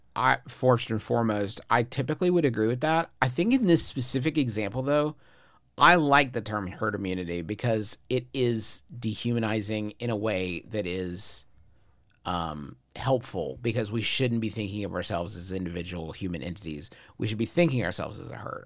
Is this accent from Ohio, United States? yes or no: no; Huntington, West Virginia, United States; my hometown of Huntington, West Virginia